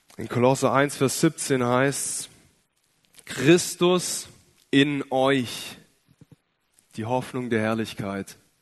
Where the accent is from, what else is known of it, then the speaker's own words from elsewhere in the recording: Ostfildern, Baden-Württemberg, Germany; Ich komme aus Ostfildern, bin ein echter Schwabe, bin in einem christlichen Elternhaus aufgewachsen